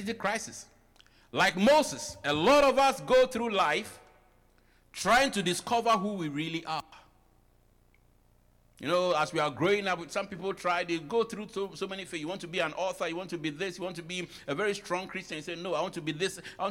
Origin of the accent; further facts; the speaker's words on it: Ghana; moved away as an adult; now in United States; I am fully African, I'm fully Ghanaian, I only came here.